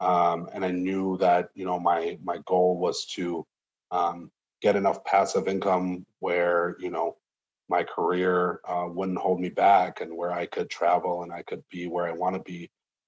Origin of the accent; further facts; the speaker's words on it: Moscow, Russia; now in United States; But originally we're from Moscow, Russia.